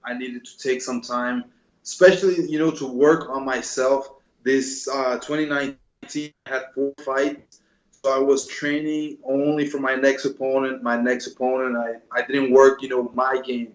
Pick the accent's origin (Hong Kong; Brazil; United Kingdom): Brazil; also born or lived in New Jersey, United States; I lived in Brazil since I'm 6 years old. I was born in Jersey, but then moved with my mother to Brazil